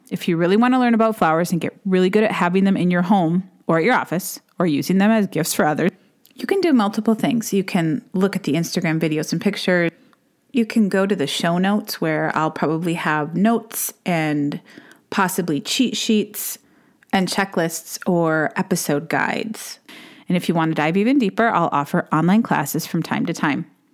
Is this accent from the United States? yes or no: yes; Duluth, Minnesota, United States; I started my own shop in my hometown of Duluth, Minnesota